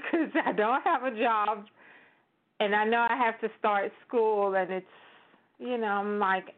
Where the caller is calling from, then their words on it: Florida, United States; I'm calling from Florida.